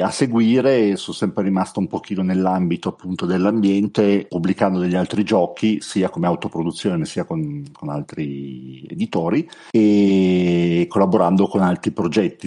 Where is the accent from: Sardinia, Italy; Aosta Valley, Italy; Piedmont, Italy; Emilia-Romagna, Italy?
Piedmont, Italy; Turin; io sono di Torino, qua a Torino